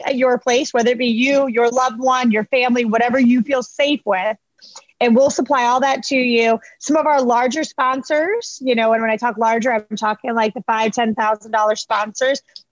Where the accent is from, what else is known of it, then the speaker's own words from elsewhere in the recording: Lantana, Florida, United States; I grew up in Palm Beach County. I grew up in Lantana, actually